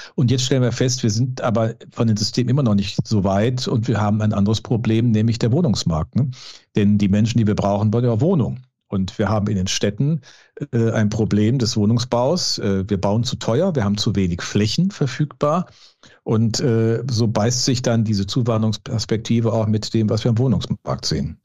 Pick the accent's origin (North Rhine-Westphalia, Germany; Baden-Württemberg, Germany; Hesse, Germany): North Rhine-Westphalia, Germany; Düsseldorf; also born or lived in Cologne; als gebürtiger Düsseldorfer